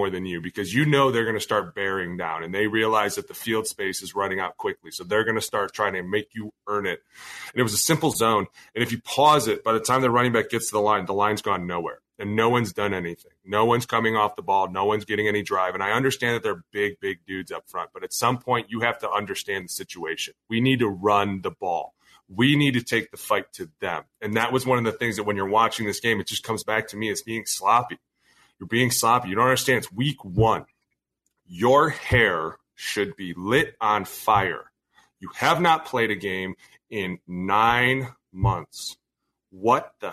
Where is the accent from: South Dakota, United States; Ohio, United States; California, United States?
Ohio, United States; Cleveland; now in Minnesota, United States; I'm from Cleveland.